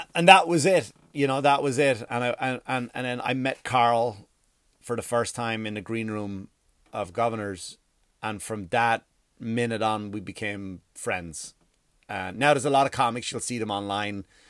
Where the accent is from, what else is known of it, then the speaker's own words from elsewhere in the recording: Ireland; now in United States; I grew up in Ireland